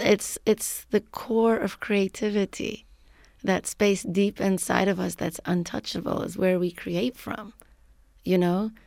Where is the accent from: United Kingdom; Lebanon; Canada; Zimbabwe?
Lebanon; moved away as an adult; now in San Francisco, United States; I am originally from Lebanon. I came to the U S as a graduate student